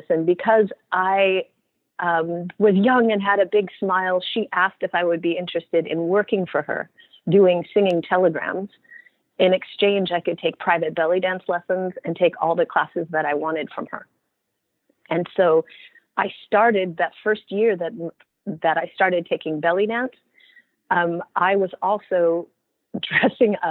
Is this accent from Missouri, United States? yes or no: no; Oregon, United States; I'm originally from Oregon